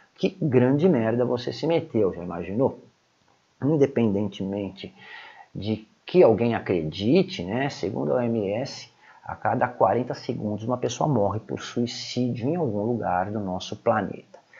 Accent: Brazil; como brasileiros que moramos no Brasil

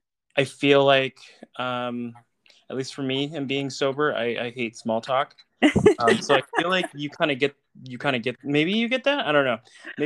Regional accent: Tucson, Arizona, United States; I'm from Tucson, so small world.

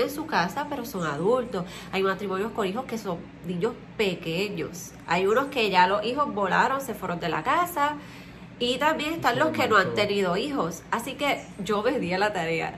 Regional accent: Puerto Rico; Nosotros somos de Puerto Rico

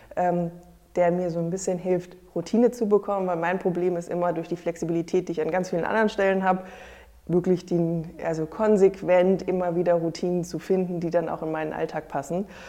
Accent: near Frankfurt, Hesse, Germany; moved away as an adult; now in Hamburg, Germany; Ich komme ursprünglich aus der Nähe äh, von Frankfurt, aus einem kleinen Dorf

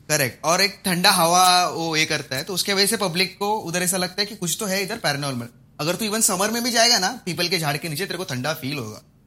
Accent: Malvan, Maharashtra, India; कोंकण से मैं तो मालवन से हूँ

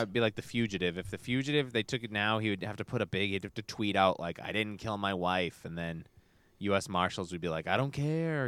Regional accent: Brockton, Massachusetts, United States; I grew up in Brockton

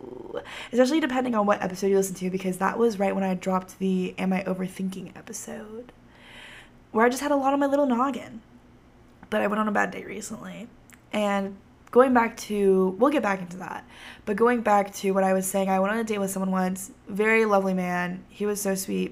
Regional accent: Texas, United States; growing up in Texas

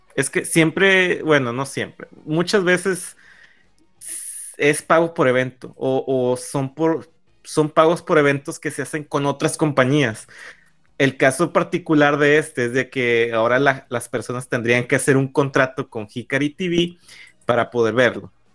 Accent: northern Mexico, Mexico; como buen norteño

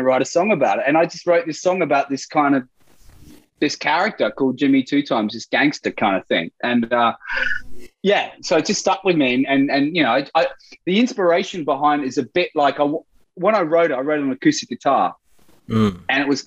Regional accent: Brisbane, Queensland, Australia; I grew up in Brisbane in Australia

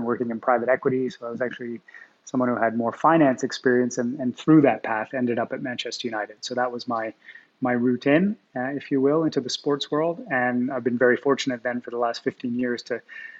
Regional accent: Montreal, Quebec, Canada; I grew up in Montreal in Canada

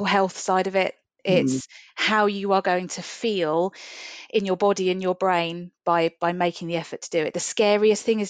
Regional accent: Winchester, South East England, United Kingdom; now in Colchester, United Kingdom; I was born in Winchester. I grew up in Winchester.

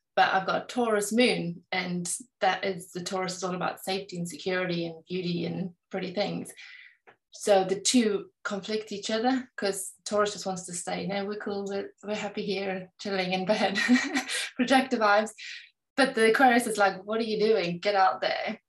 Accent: South Africa; now in England, United Kingdom; I live in England, but I was raised in South Africa.

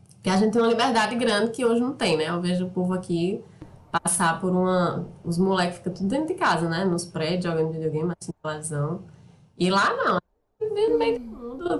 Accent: Soledade, Paraíba, Brazil; moved away; also born or lived in São Paulo; Eu saí de Soledade, que é o interiorzinho aqui perto de Campina Grande, Cariri

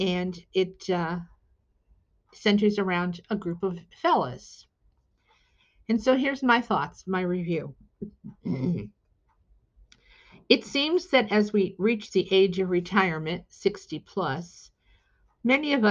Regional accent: Shelton, Connecticut, United States; having grown up in the neighboring town of Shelton, itself an industrial town in Connecticut

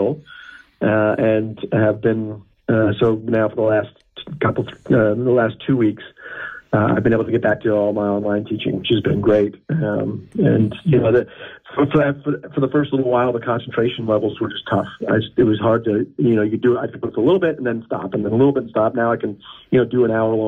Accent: United States; I'm in the United States of America. I'm an American

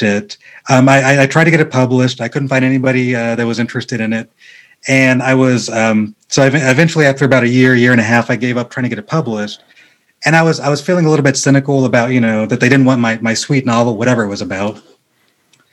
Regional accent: Rancho Cucamonga, California, United States; I grew up in a city called Rancho Cucamonga

